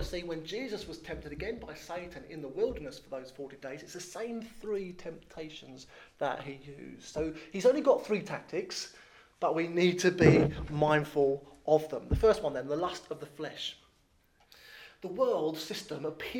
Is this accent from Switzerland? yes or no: no; Thames Estuary, England, United Kingdom; I was born in the Thames Estuary, or grew up in the Thames Estuary, so it's been very hard to gain a posh accent.